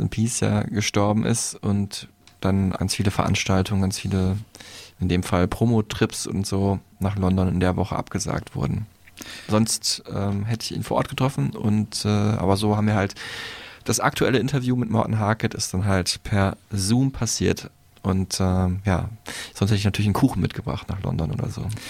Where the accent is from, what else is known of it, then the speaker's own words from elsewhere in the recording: North Rhine-Westphalia, Germany; ich als Westfale bin da noch so der südlichste Nordeuropäer